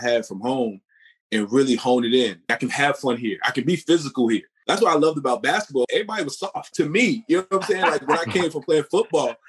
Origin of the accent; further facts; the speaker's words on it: New York City, New York, United States; Born and raised in Southside Jamaica, Queens